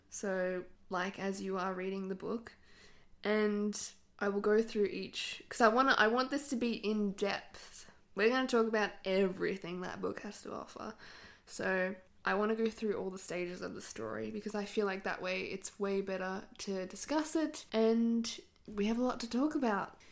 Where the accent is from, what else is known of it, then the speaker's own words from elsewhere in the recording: Australia; accent: Australian; I live in Australia, if you could not tell by my accent